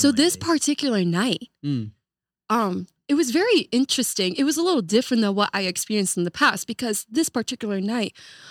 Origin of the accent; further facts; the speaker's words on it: Kuwait; born there; I was born in Kuwait, so having that kind of diverse influence in my life was just something so profound at a very early age in my life.